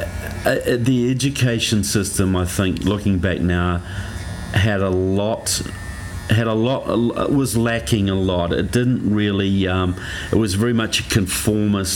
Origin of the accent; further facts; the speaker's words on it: New Zealand; I grew up in New Zealand, which is right in the bottom of the South Pacific.